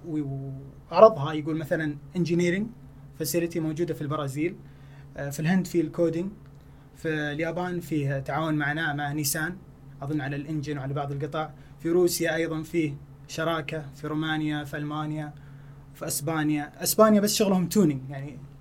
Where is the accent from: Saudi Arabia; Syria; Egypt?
Saudi Arabia